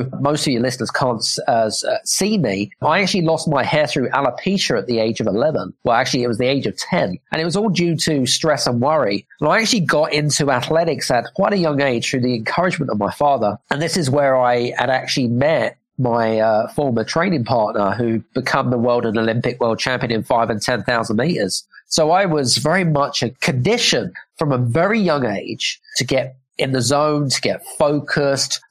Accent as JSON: {"language": "English", "country": "United Kingdom", "accent": "British", "moved": "yes", "lives_now": "Cyprus", "said": "I'm British because I've got a British accent"}